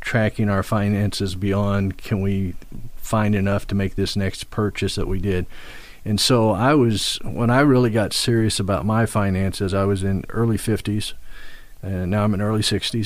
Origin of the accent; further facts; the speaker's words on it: Midwest, United States; now in East Coast, United States; Midwest. I'm a Midwesterner